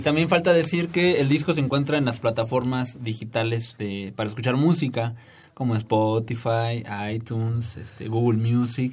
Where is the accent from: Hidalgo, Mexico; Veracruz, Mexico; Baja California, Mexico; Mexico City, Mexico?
Veracruz, Mexico; Orizaba; del centro de Veracruz, de, eh, yo soy de Orizaba.